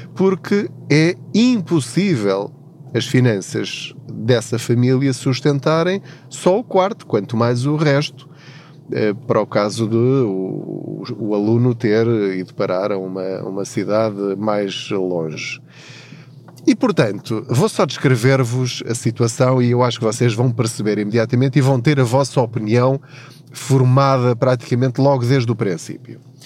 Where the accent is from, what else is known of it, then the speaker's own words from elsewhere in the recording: Covilhã, Centro, Portugal; moved away as an adult; now in Lisbon, Portugal; eu sou da Covilhã, da zona da Covilhã, de uma aldeia chamada Paul, de uma terriola um bocadinho maior ao lado, uma vila chamada Tortuzendo